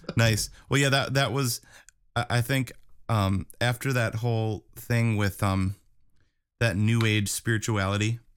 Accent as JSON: {"language": "English", "region": "Wisconsin", "country": "United States", "said": "we're from Wisconsin."}